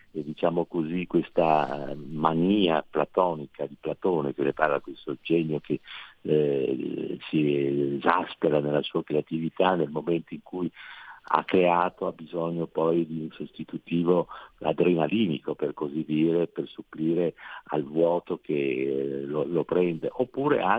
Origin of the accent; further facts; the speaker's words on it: Venice, Veneto, Italy; io sono veneziano